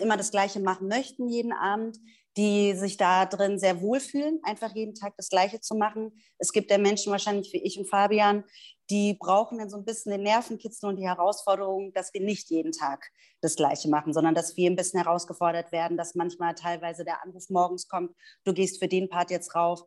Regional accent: Berlin, Germany; moved away as an adult; now in Stuttgart, Germany; geboren und aufgewachsen in Berlin, lebe jetzt aber bereits seit acht Jahren in Stuttgart

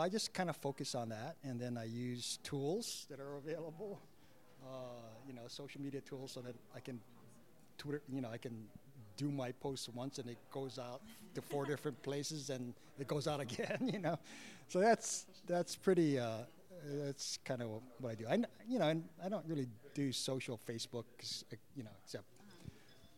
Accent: Hawaii, United States; now in Seattle, United States; I grew up in Hawaii

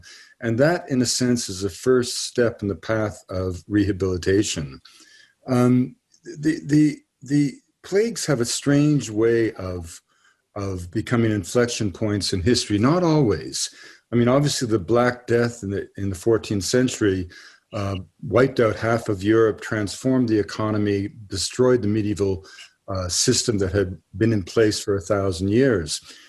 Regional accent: Canada; moved away as an adult; also born or lived in United States; I was born in Canada, but I became a naturalized American. I married an American. I raised my kids in the States.

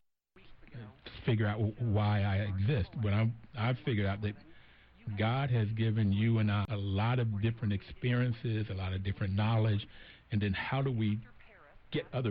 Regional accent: Bluefield, United States; growing up in Bluefield, growing up in these southern places

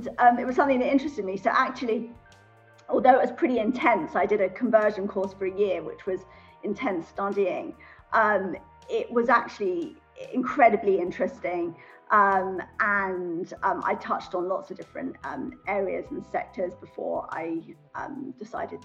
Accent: London, United Kingdom; moved away as an adult; also born or lived in Switzerland; I'm originally from London, North London. Went to all girls school in North London, North London Collegiate School

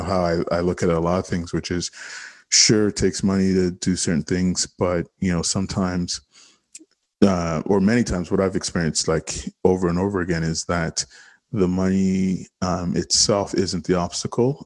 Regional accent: Toronto, Ontario, Canada; I grew up in Regent Park

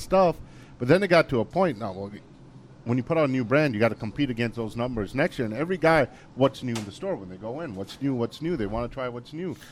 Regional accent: Green Bay, Wisconsin, United States; also born or lived in India; we grew up in Green Bay

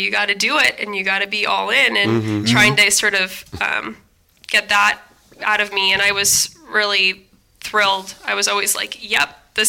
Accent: Bay Area, California, United States; also born or lived in Taipei, Taiwan; I've grown up in the Bay Area

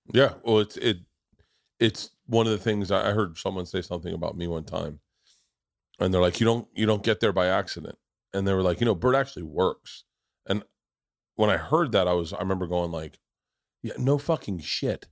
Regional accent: the South, United States; growing up in the South

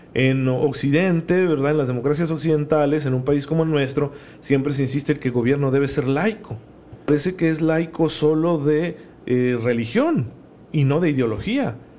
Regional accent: Mexico

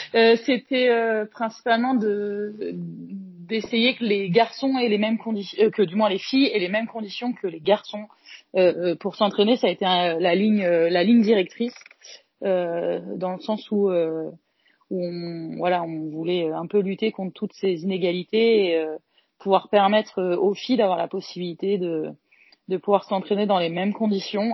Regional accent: Caen, Normandy, France; je suis de Caen

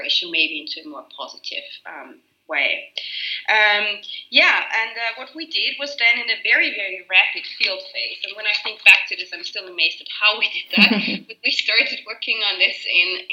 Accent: Austria; my home country in Austria

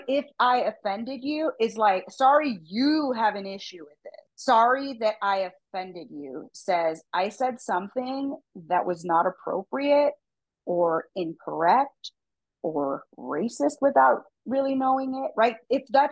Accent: United States; I'm a American, Mexican-American

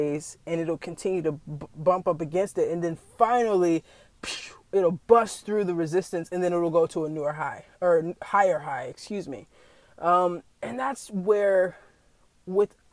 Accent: the South, United States; I was raised in the South

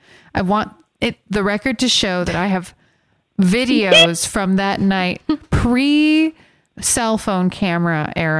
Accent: Miami, Florida, United States; my besties that I grew up with in Miami

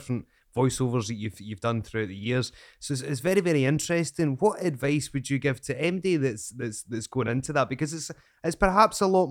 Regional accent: Scotland, United Kingdom; I am, as you know from my accent, I am from Scotland

